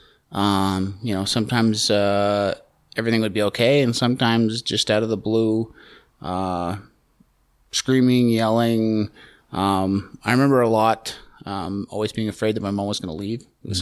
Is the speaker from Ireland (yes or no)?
no; Calgary, Alberta, Canada; I grew up here in Calgary. Hometown kid.